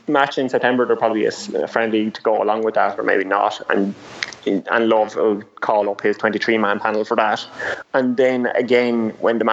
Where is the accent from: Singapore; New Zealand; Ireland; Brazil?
Ireland; I'm from Ireland